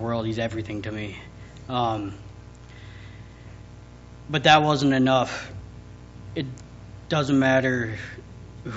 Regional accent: Williston, North Dakota, United States; born and raised in Williston, 26 years old

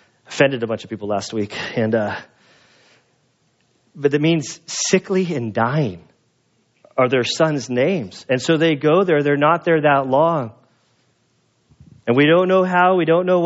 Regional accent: Salinas Valley and Monterey area, California, United States; also born or lived in San Diego; I was raised in the Salinas Valley and Monterey area

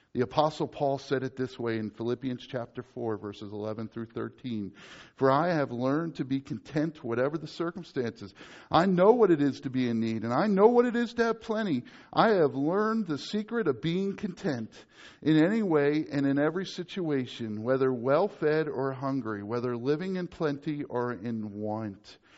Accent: United States; me as an American

